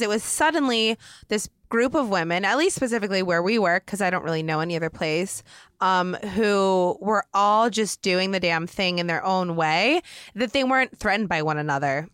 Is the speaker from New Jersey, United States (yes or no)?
no; Oregon, United States; moved away as an adult; I'm from Oregon, but I just moved out here when I was twenty-one